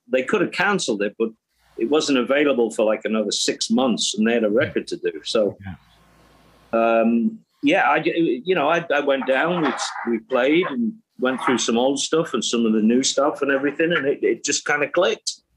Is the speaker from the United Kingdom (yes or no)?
yes; England, United Kingdom; me being English